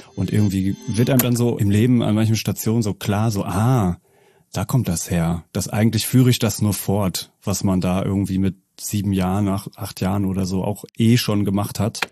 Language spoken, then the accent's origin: German; Münster, North Rhine-Westphalia, Germany; also born or lived in Netherlands; ich bin äh, gebürtiger Münsteraner